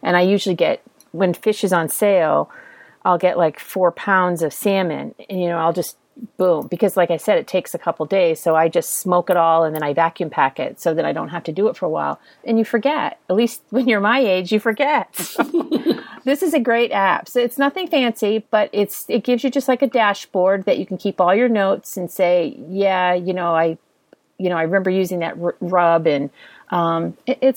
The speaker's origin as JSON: {"language": "English", "region": "Texas", "country": "United States", "said": "I'm from Texas"}